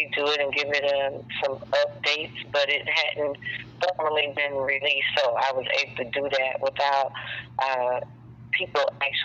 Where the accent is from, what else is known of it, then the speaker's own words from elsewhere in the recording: Detroit, Michigan, United States; I am from Detroit, Michigan. East side of Detroit.